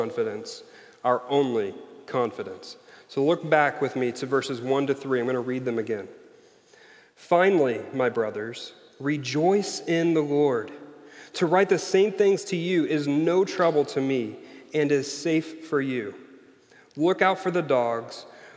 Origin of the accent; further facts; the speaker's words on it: Missouri, United States; I'm from Missouri, so I'm saying Frobisher